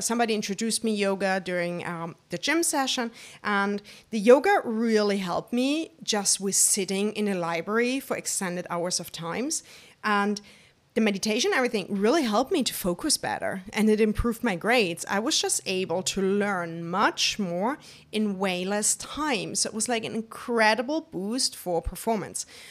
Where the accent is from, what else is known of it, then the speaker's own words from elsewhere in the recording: Germany; I'm born and raised in Germany by my wonderful family